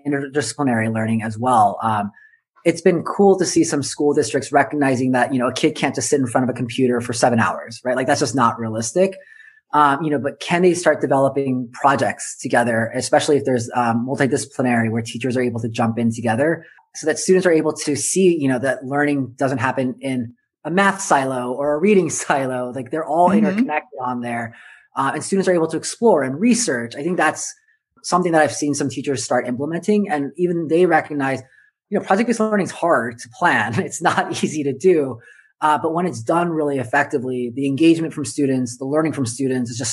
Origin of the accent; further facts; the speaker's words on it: Southern California, United States; I grew up in Southern California.